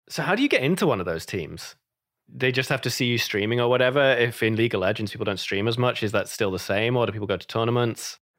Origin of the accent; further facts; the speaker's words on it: United Kingdom; moved away; I'm British